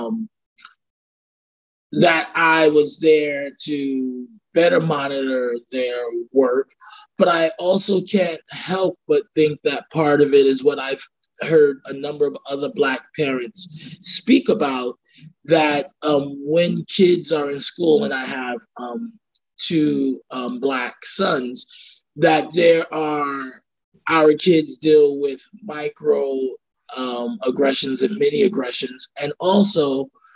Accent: New York City, New York, United States; I was born and raised in Brooklyn, and I live back in Brooklyn now in Bedford-Stuyvesant

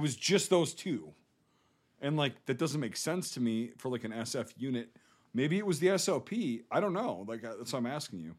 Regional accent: Northern Midwest, United States; accent: Northern Midwest American; my accent, like a Midwest, North, like Northern Midwest American

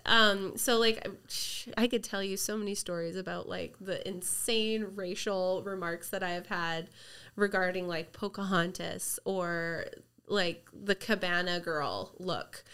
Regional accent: Merritt, British Columbia, Canada; I grew up in Merritt

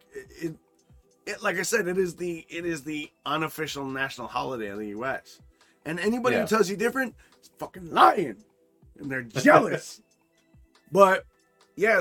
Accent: Midwest, United States; I grew up in the Midwest, you know, Chicago, Green Bay, fucking Detroit, Minnesota, that triangle

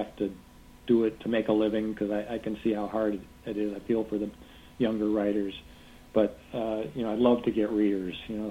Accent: Canandaigua, New York, United States; now in Chicago, United States; I'm from Canandaigua, New York, which is in western New York. It's in the Finger Lakes. It's a great place. It was a great place to grow up

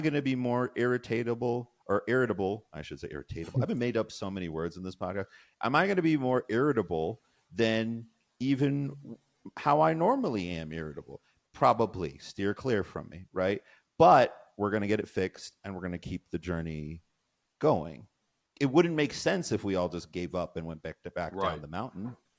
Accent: Colorado, United States; I grew up in Colorado

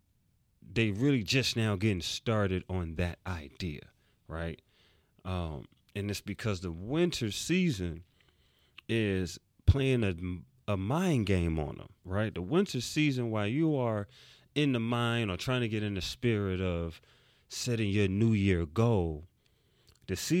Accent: New York City, New York, United States; I'm from New York City. And I grew up where you had to have on that winter coat

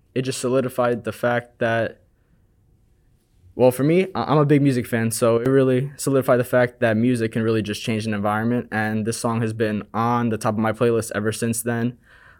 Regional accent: Long Island, New York, United States; now in New York City, United States; Growing up in my hometown in Long Island

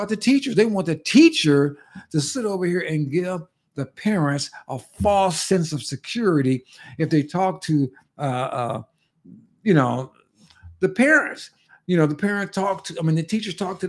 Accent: California, United States; moved away as an adult; in California before I left that state, my home state

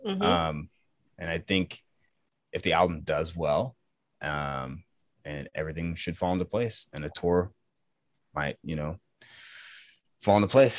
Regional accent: East Coast, United States; Well, I'm from the East Coast, so I would love to play over there.

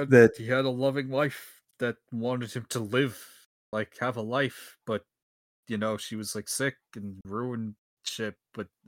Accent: Massachusetts, United States; I'm from Massachusetts.

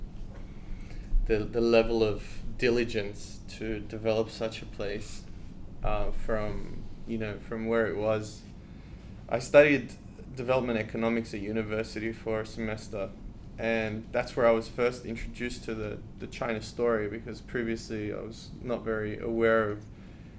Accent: Australia; moved away as an adult; now in Hong Kong; I'm Australian. I'm from... Australia.

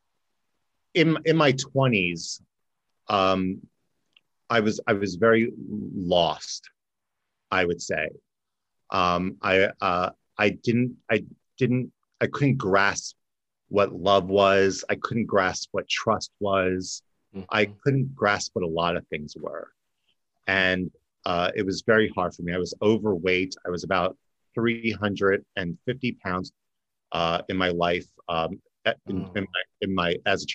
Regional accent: New Jersey, United States; now in Florida, United States; I originally grew up in Jersey, South Jersey by Philly.

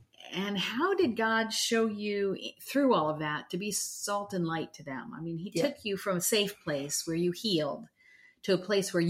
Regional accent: the South, United States; Well, when my husband and I'm from the South and he's, when we got married, I said we were having barbecue

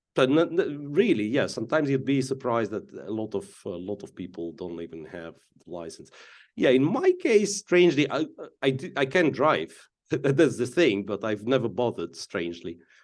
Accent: Donetsk, Donetsk Oblast, Ukraine; moved away as an adult; I come from Donetsk, Ukrainian city of Donetsk, to be, well, specifically clear, And I left, uh, from, uh, back then, like, fully functional Donetsk Airport and never, in two thousand fourteen, and never been back since.

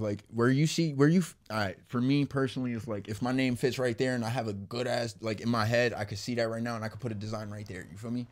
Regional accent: Camden, New Jersey, United States; moved away; also born or lived in Perth Amboy, New Jersey; I was born in Camden

